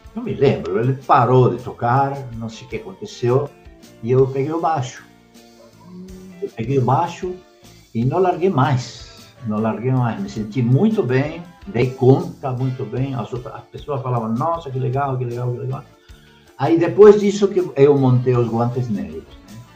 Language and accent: Portuguese; Buenos Aires, Argentina; now in Brazil; desde pequeno, é, eu sou argentino, em Buenos Aires, é, meu pai, minha mãe, eu e minha irmã íamos toda semana no cinema